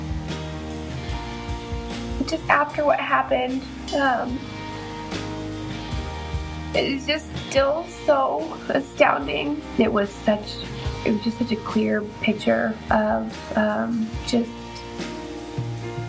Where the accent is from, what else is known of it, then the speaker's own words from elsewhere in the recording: Denver, Colorado, United States; I'm from Denver, Colorado.